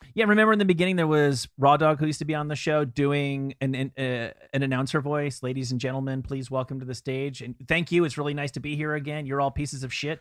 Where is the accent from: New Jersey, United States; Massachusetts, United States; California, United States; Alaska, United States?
New Jersey, United States; I'm from New Jersey, but I never spent a lot of time there.